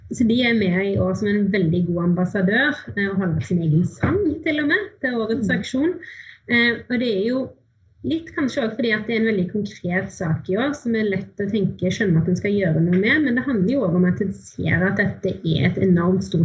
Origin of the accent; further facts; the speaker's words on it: Haugesund, Rogaland, Norway; Og jeg er fra Haugesund og bor ganske nærme kysten der.